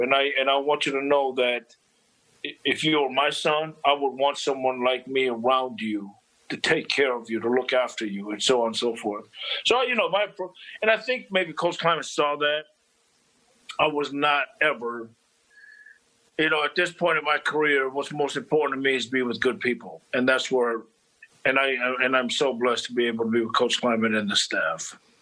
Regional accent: Los Angeles, California, United States; moved away as an adult; also born or lived in Minnesota; now in Manhattan, Kansas, United States; growing up in Los Angeles.

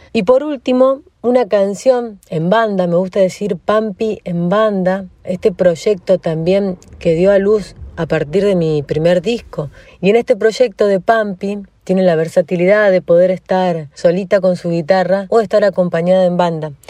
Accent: Ingeniero Luiggi, La Pampa, Argentina; moved away as an adult; now in Buenos Aires, Argentina; Nací en Ingeniero Luigi, un pueblito al norte de la provincia de La Pampa. A los 18 años me fui a vivir a Buenos Aires

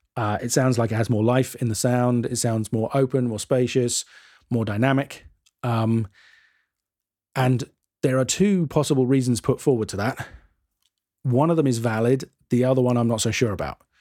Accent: United Kingdom; I'm too British

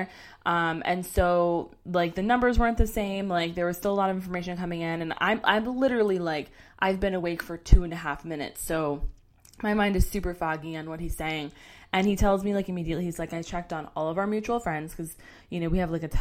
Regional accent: Orlando, Florida, United States; I was born in Orlando. I went to elementary school here, middle school here, and high school here

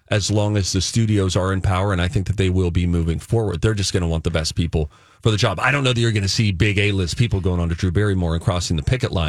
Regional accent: Natrona Heights, Pennsylvania, United States; also born or lived in Springdale, Pennsylvania; now in Minnesota, United States; I'm from Natrona Heights

